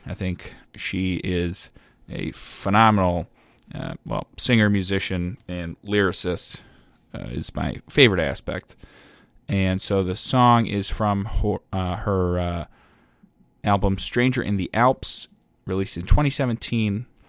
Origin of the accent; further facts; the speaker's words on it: Ireland; as an Irishman